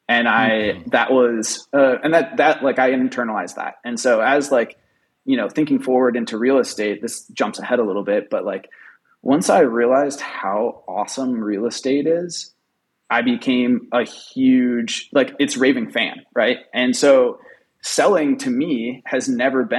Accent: Rochester, Minnesota, United States; So I grew up in Rochester

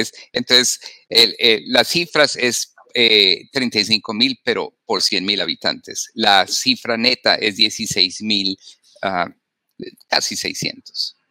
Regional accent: Colombia; now in Wyandotte County, Kansas, United States; yo soy médico, originalmente en, de, Sudamérica, en Colombia, me formé

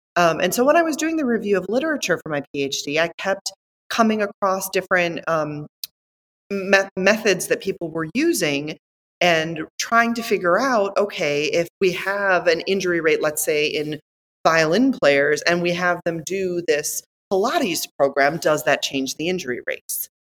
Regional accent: Northeast Wisconsin, United States; moved away as an adult; also born or lived in Australia; I came from Northeast Wisconsin

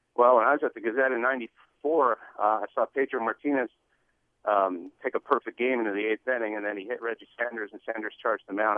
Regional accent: Montreal, Quebec, Canada; now in Seattle, United States; growing up in Montreal

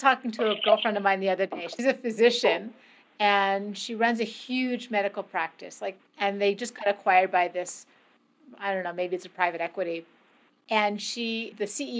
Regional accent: Canada; I grew up in Canada

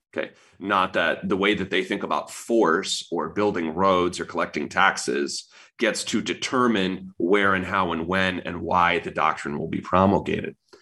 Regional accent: United States; You live here. I was born here

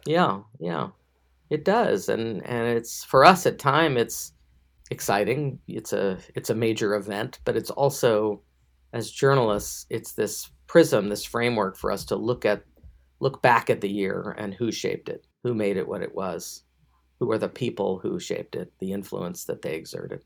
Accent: Memphis, Tennessee, United States; I'm on the board of the Daily Memphian, my hometown

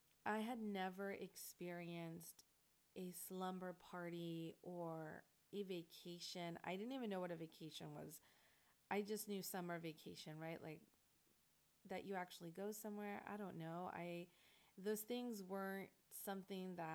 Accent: La Puente, California, United States; I came from La Puente, which is completely different background than what I was driving into

